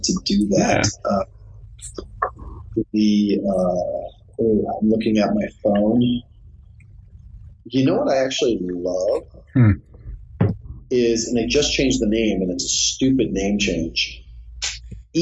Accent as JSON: {"language": "English", "town": "Omaha", "region": "Nebraska", "country": "United States", "also_born_or_lived": "Lincoln, Nebraska", "moved": "yes", "lives_now": "Los Angeles, United States", "said": "I'm from Omaha, Nebraska. I went to school in Lincoln, Nebraska"}